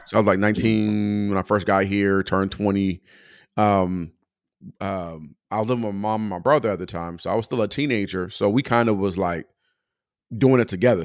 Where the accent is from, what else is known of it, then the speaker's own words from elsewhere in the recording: Pomona, California, United States; moved away as an adult; also born or lived in Moreno Valley, California; now in Atlanta, United States; I'm from Pomona, California. So I grew up in church called New Testament